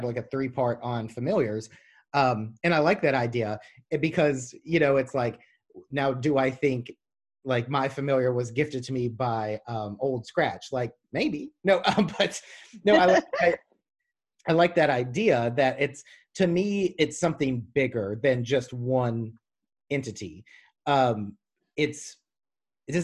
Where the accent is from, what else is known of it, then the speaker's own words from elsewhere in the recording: the South, United States; I'm from the South